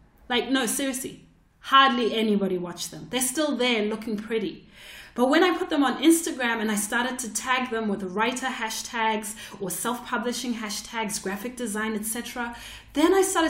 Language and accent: English; Zimbabwe; now in Australia; I'm Zimbabwean and I'm Australian and I live in Australia